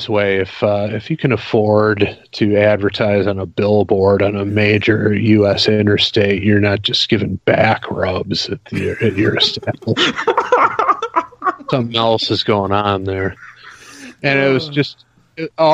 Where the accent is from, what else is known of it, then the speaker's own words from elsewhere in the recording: Detroit, Michigan, United States; moved away as an adult; now in Chicago, United States; I live in Chicago now, but I was born in Detroit and lived in the Detroit area until I was like 24